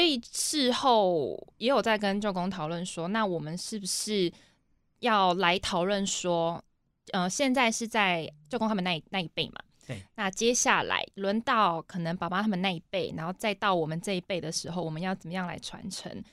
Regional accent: Taitung, Taitung County, Taiwan; 我是来自普悠马，南王部落的

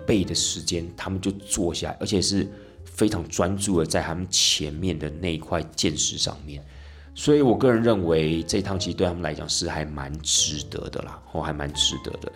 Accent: Tainan, Taiwan; 因为领队我台南人嘛

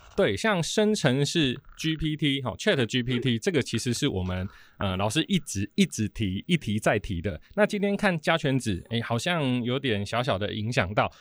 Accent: Taiwan; 我们台湾人

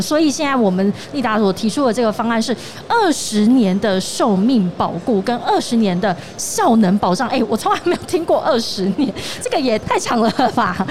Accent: Tainan, Taiwan; moved away; also born or lived in northern Taiwan; 我从北部回到台南

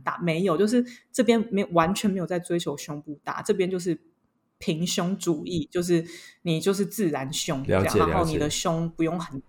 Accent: France; 然后他们要么就是来我们。左就是他们的左边邻居，就是我们法国这边度假

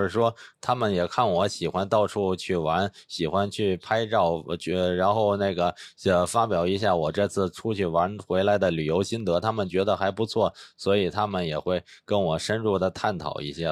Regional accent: Beijing, China; moved away as an adult; 我是来自北京的

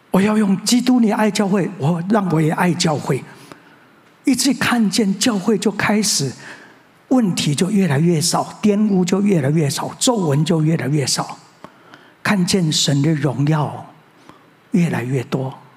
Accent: Tianzhong, Changhua County, Taiwan; moved away as an adult; now in Taipei, Taiwan; 一直到我高中毕业，我在彰化田中长老会

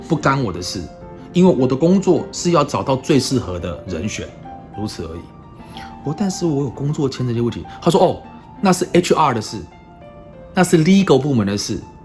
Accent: Taiwan; moved away as an adult; also born or lived in United States; 我们台湾人

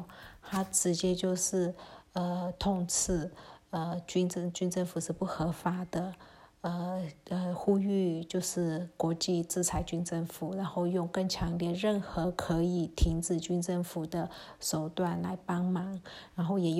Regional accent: Myanmar; Chinese is a second language; 就是缅甸，我们缅甸人很喜欢吃酸酸的，像连芒果，我们都是青芒果加辣椒酸的这种拌的。

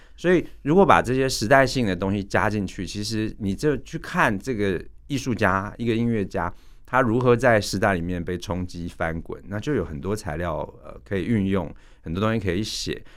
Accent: Taiwan; 我们台湾人

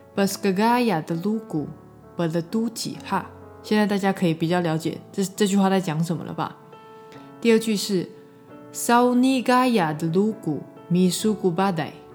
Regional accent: Shuiyuan village, Xiulin Township, Hualien County, Taiwan; 我的部落是花莲秀林水源部落

